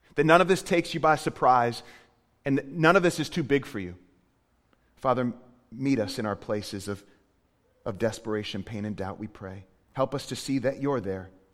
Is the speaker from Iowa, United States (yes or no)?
no; Portland, Maine, United States; moved away; I, I grew up in Maine. Uh, I'm from Portland, Maine